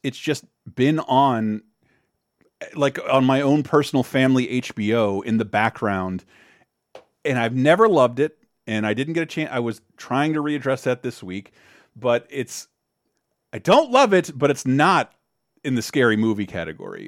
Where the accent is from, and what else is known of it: an hour or two south of Macon, Georgia, United States; born or raised there